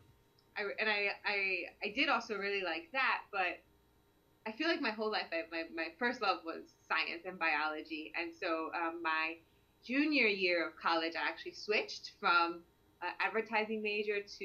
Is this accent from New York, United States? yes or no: no; Camden, New Jersey, United States; I was born in Camden, New Jersey, which is really close to Penn, so I actually still live in New Jersey.